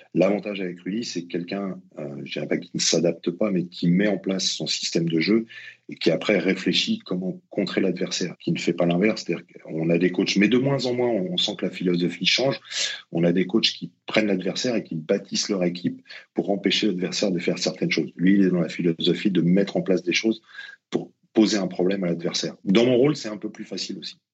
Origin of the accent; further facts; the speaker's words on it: Colombes, Île-de-France, France; also born or lived in Essonne; je suis originaire de, de Colombe, donc j'ai connu qu'un seul club, c'était la Colombienne